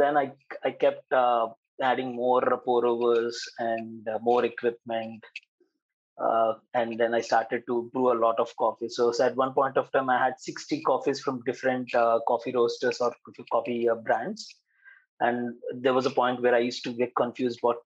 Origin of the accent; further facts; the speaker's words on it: Hyderabad, Telangana, India; I'm from Hyderabad.